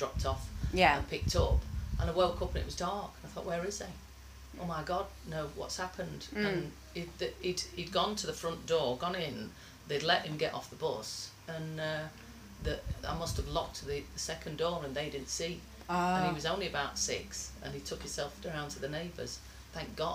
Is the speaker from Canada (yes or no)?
no; Sheffield, Yorkshire and the Humber, United Kingdom; We had no family in Sheffield. It was just my mum and dad and five kids. We grew up in Ringinglow Village, middle of nowhere.